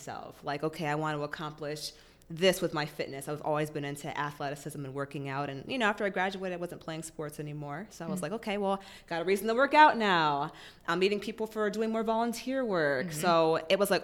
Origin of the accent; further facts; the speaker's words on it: Massachusetts, United States; moved away; I'm originally from Massachusetts